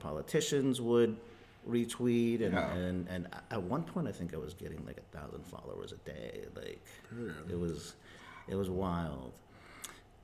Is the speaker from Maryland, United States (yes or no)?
yes; Gaithersburg, Maryland, United States; first language Spanish; English is a second language; also born or lived in El Salvador / Miami / Washington, D.C.; I grew up in suburban Maryland